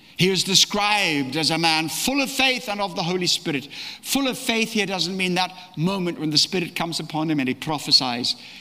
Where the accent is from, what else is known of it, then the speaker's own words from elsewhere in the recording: Australia; also born or lived in East Africa; now in London, United Kingdom; I was born in East Africa, brought up in Australia, lived residentially in London, but traveled the world